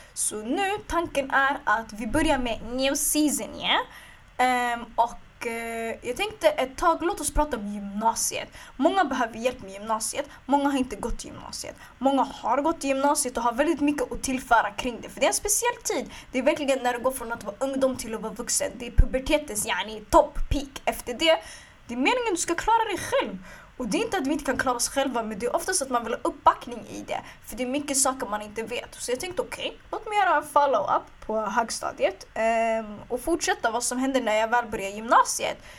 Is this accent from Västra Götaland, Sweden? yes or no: no; Stockholm, Stockholm County, Sweden; jag är från Stockholm